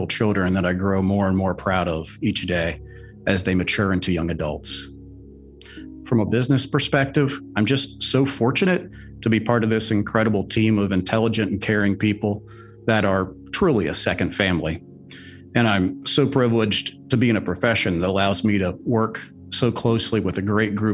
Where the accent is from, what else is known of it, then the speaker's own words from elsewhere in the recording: United States; growing up in the United States